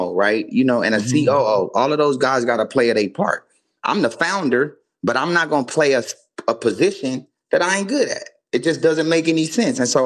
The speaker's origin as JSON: {"language": "English", "town": "Carson", "region": "California", "country": "United States", "tie": "born or raised there", "also_born_or_lived": "Mississippi", "said": "I'm from Carson"}